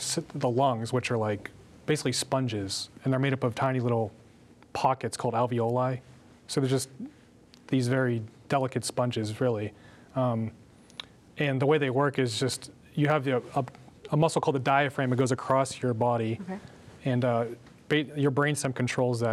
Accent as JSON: {"language": "English", "region": "Pennsylvania", "country": "United States", "said": "I'm from Pennsylvania"}